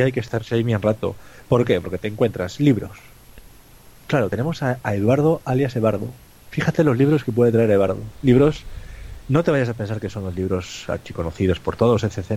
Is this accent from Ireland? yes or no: no; Cantabria, Spain; los que somos de Cantabria